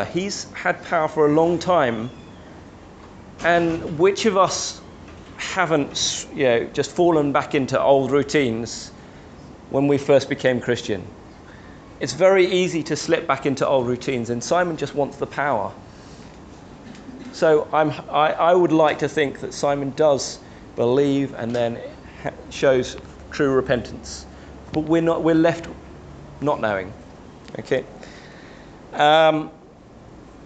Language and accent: English; London, United Kingdom; As a young boy growing up in the Chinese church in London